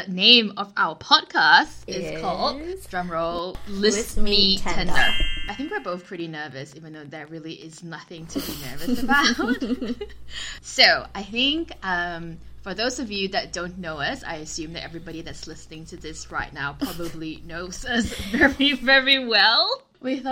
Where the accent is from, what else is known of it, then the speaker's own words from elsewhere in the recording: Malaysia; moved away as an adult; also born or lived in Sydney, Australia; now in Vancouver, Canada; I am from Malaysia, but I moved to Sydney when I was 18, and I have an Australian passport, but I still think I'm more Malaysian than Australian